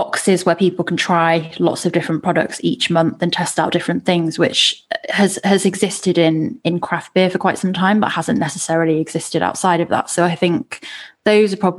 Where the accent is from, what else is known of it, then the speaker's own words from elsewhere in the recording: United Kingdom; We're British